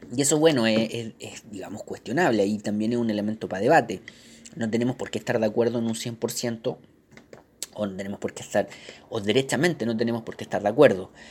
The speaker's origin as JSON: {"language": "Spanish", "country": "Chile", "said": "nosotros como chilenos"}